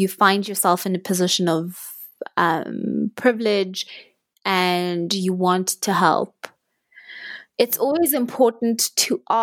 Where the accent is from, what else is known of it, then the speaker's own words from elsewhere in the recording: South Africa; I as a South African